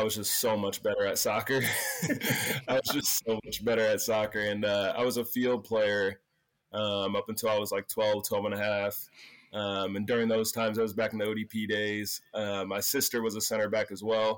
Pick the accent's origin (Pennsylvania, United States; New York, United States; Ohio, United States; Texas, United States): Pennsylvania, United States; also born or lived in San Diego, California; I was born in San Diego. I moved to Pennsylvania when I was like 11 months